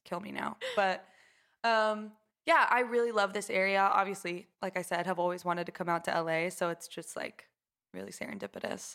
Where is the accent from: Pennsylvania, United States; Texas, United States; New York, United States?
Texas, United States; Houston; grew up in a suburb of Houston